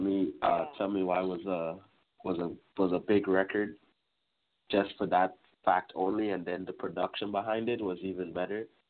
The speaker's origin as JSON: {"language": "English", "country": "Trinidad & Tobago", "moved": "yes", "lives_now": "Brampton, Canada", "said": "originally I'm from Trinidad, so our lifestyle is completely different than here"}